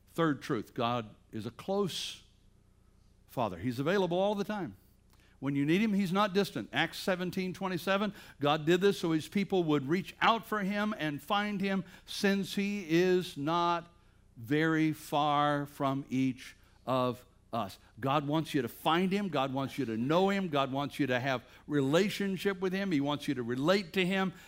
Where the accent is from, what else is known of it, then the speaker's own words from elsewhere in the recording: Bladensboro, North Carolina, United States; moved away; I'm from Bladensboro, North Carolina